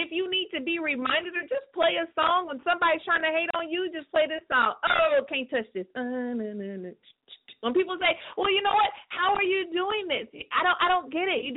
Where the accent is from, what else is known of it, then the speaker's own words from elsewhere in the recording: California, United States; my hometown, the 209